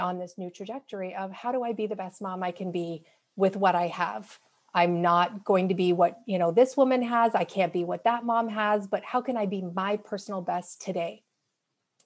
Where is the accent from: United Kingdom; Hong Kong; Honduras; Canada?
Canada; moved away as an adult; now in Seattle, United States; I'm Canadian